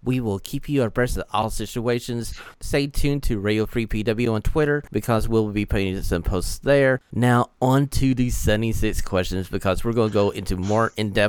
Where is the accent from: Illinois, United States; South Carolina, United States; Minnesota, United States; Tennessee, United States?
Tennessee, United States; Knoxville; hometown bias here, because I am from Knoxville, hometown bias.